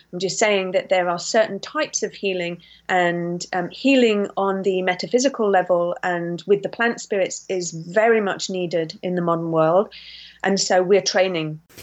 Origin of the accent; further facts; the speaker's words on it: St Ives, South West England, United Kingdom; also born or lived in Yorkshire; We're from St Ives in Cornwall, and um, my we moved down there because of my sick illness actually as a child